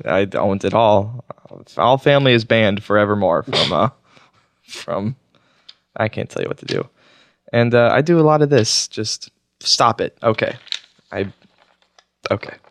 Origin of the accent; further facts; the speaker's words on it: Oklahoma, United States; moved away; also born or lived in Washington, D.C.; I grew up in Oklahoma